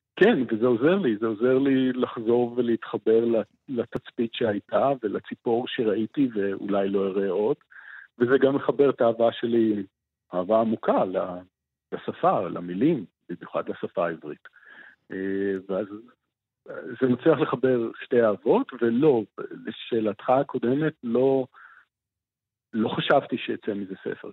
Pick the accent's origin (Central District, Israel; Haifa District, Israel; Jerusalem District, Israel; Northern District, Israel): Jerusalem District, Israel; Jerusalem; born or raised there; now in Hulda, Israel